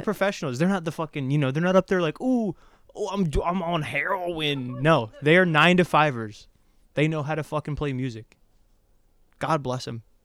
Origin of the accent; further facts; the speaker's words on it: Ohio, United States; moved away as an adult; now in Los Angeles, United States; I grew up in Ohio, went to college in Ohio, and then I moved out here right after I graduated